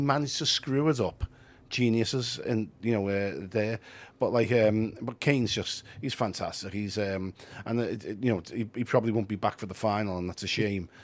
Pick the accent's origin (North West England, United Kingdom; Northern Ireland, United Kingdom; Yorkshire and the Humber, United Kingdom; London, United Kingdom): North West England, United Kingdom; Liverpool; we self-identify as Scouse, we're not English.